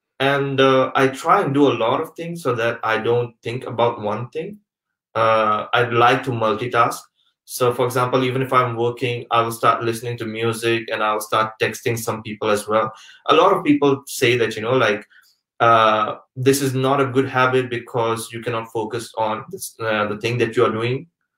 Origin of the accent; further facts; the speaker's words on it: Pakistan; moved away; also born or lived in Malaysia; Coming back to the question, like my background, I'm actually from Pakistan originally. But I've stayed most of my life traveling around the world because my father was working in oil and gas industry.